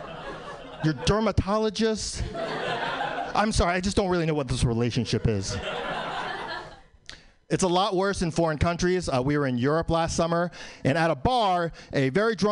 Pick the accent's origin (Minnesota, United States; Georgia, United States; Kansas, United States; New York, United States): New York, United States; New York City; I was born in New York, still live in New York